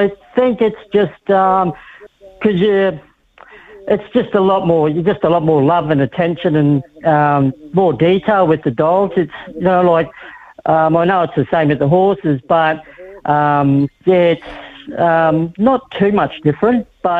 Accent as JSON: {"language": "English", "country": "Australia", "moved": "as an adult"}